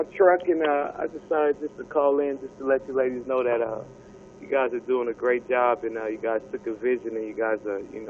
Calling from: Ontario, California, United States; I am calling from Ontario, California.

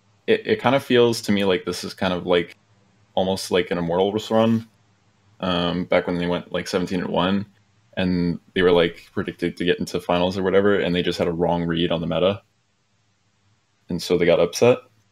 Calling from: Turlock, California, United States; Turlock, California.

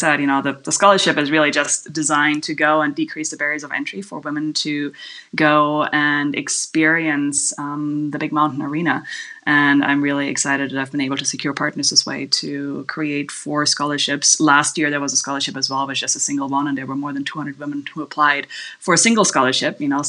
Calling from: Kanab, Utah, United States; I am calling you from Kanab, Utah, which in case you don't know Kanab, it's a tiny little town in southwest Utah of about 5,000 people

